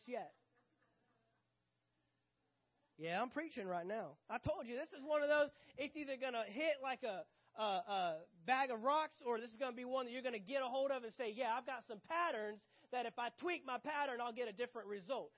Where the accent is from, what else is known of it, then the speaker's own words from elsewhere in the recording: United States; I'm American, United States of that's where I was born